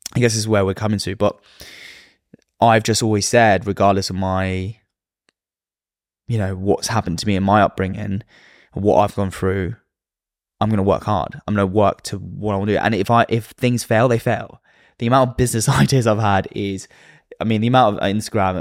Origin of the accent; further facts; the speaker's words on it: London, United Kingdom; I was brought up in London.